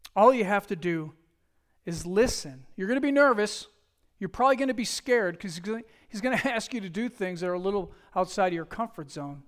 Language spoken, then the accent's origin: English; Buffalo, New York, United States; I'm from Buffalo, New York.